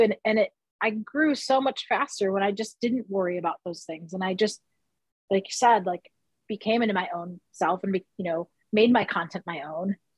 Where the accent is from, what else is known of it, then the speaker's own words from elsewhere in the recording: Detroit, Michigan, United States; I grew up in Southwest Detroit.